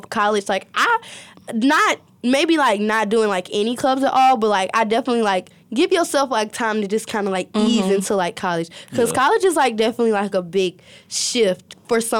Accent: the South, United States; I grew up in the South

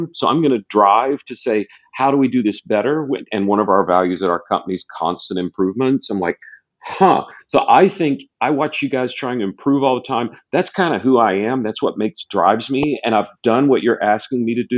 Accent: the South, United States; I was raised in the South

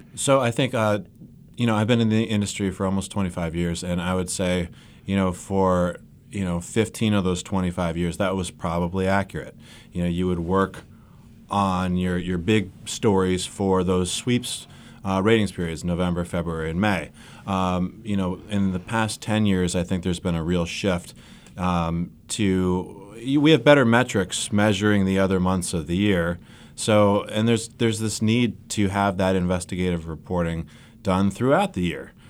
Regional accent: Cleveland, Ohio, United States; moved away as an adult; also born or lived in Kalamazoo, Michigan / Charlotte; That's my hometown in Cleveland

